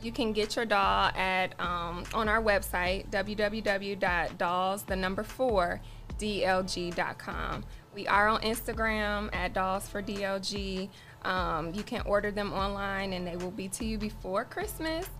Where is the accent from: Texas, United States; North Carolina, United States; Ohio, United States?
Ohio, United States; Toledo; I grew up here in Toledo, Ohio.